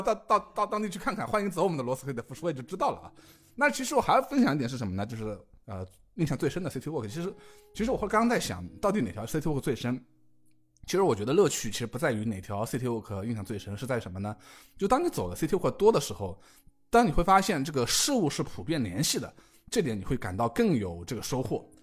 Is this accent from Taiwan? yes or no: no; Yangpu, Shanghai, China; 我呢，出生在长海医院，啊，也是出，土生土长的杨浦人